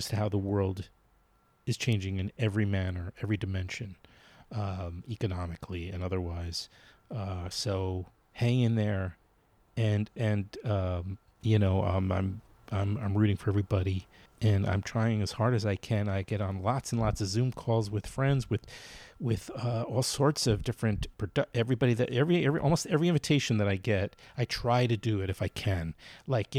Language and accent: English; New York City, New York, United States; moved away; I've been temporarily in Queens, back in Queens in my hometown, where my dad was living until he died recently